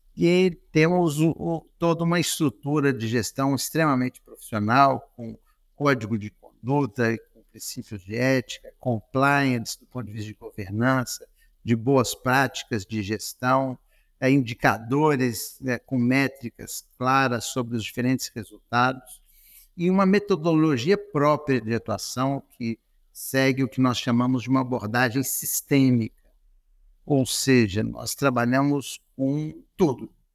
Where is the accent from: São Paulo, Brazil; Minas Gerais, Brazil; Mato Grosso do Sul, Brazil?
Minas Gerais, Brazil; Belo Horizonte; moved away; also born or lived in United States; eu nasci em Belo Horizonte, estudei num colégio jesuíta, Colégio Loyola